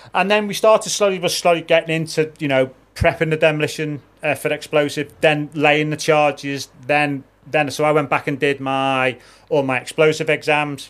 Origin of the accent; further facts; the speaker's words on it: Liverpool, North West England, United Kingdom; also born or lived in Wirral; I was born in Liverpool, but I, I live over the water now